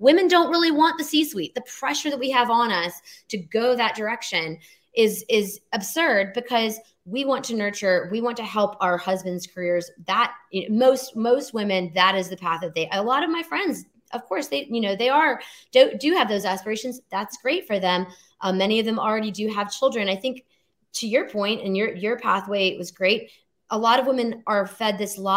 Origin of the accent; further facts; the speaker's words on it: Alabama, United States; moved away as an adult; I came from Alabama, very conservative upbringing